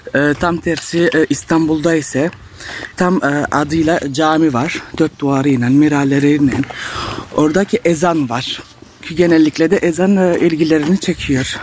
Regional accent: Strasbourg, Grand Est, France; Fransa'da yaşıyorum. Strasbourg şehrinde. Burada doğup büyüdüm

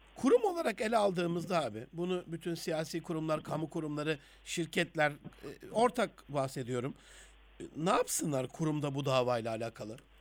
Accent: Gaziantep, Turkey; ben Rize Göçmeni bir ailenin Antepli bir evladıyım.

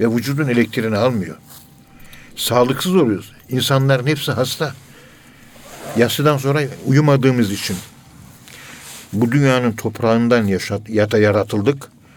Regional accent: Ankara, Turkey; Ankara'nın yerlisiyim ben. Ee, Kayabaşı Mahallesi, Direkli Sokak'ta oturuyoruz.

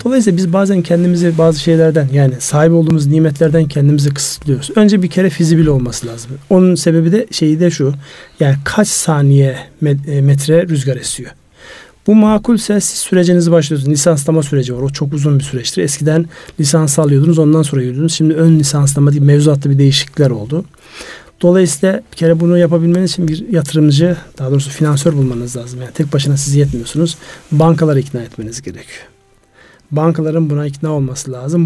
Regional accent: Turkey; moved away; Benim memleketime kar yağmaz oldu ya. Kars Ardahan

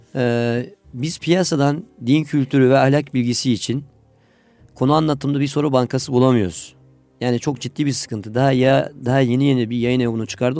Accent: Adıyaman, Turkey; moved away as an adult; now in Istanbul, Turkey; Adıyamanlıyım. Evet. Adıyaman İmam Hatip Lisesi'ni bitirdim

